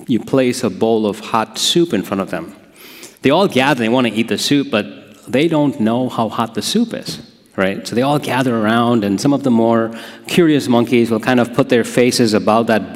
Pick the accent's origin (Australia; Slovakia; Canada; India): India; now in Holland, United States; I grew up in a place called India